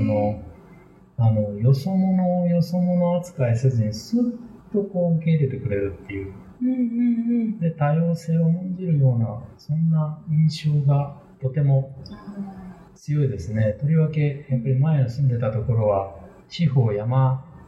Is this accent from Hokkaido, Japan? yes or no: no; Wakayama, Japan; now in Kobe, Japan; 出身は和歌山県なんですけれども、えっ、ー、と、こちらの神戸に移って